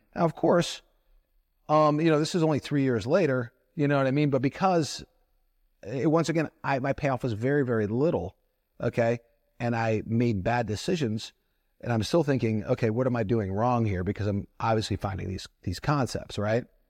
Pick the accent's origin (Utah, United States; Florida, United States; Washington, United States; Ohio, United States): Ohio, United States; Toledo; growing up in Toledo, Ohio